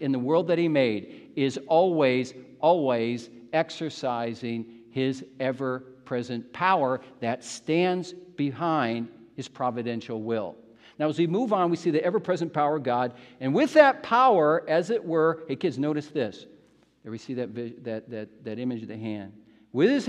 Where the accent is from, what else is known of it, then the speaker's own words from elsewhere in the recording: Midwest, United States; moved away; from the Midwest where I grew up in the United States